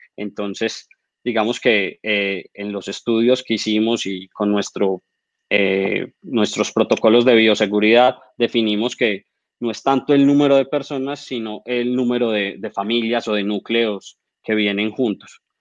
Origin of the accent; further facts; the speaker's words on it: Manizales, Caldas, Colombia; soy arquitecto, eh, soy de Manizales.